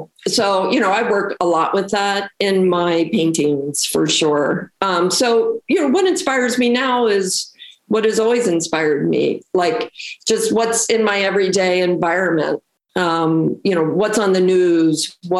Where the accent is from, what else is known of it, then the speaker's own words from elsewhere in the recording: Baltimore, Maryland, United States; moved away as an adult; also born or lived in Jersey City, New Jersey; I grew up in Baltimore. I'm originally from Baltimore. Yeah. And so I actually grew up in the Medfield Hamden area.